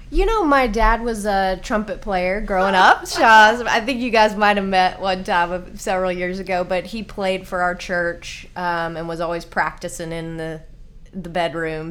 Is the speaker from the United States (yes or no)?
yes; Nashville, Tennessee, United States; also born or lived in Colorado; I grew up here in Nashville, actually.